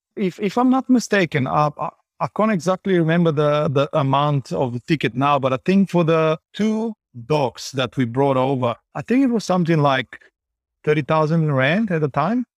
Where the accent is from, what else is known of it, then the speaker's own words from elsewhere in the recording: Bulgaria; moved away as an adult; also born or lived in Johannesburg, South Africa; now in Vancouver, Canada; I was born in Bulgaria, and at the age of twenty-two, I moved to South Africa.